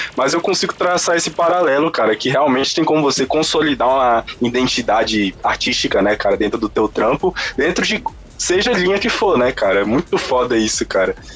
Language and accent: Portuguese; Brazil; eu nasci no Brasil